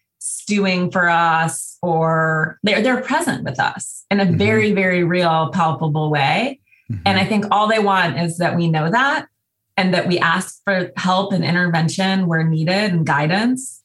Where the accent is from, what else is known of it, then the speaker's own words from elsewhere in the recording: Montana, United States; I grew up in Montana.